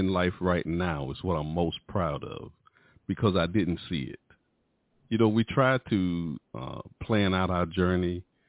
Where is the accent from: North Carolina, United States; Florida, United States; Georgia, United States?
North Carolina, United States; High Point; moved away as an adult; now in Fayetteville, United States; I'm from High Point, North Carolina. I live in North Carolina. I'm in Fayetteville, North Carolina, Fort Bragg, or Fort Liberty now.